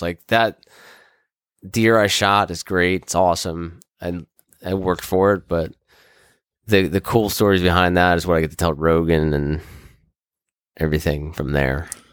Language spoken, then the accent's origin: English; Kensington, Maryland, United States; I grew up in Kensington, Maryland, where I live currently